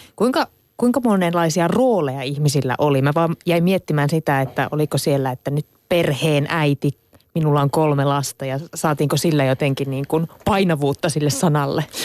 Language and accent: Finnish; Central Ostrobothnia, Finland; Mä oon Keski-Pohjanmaalta itse kotossa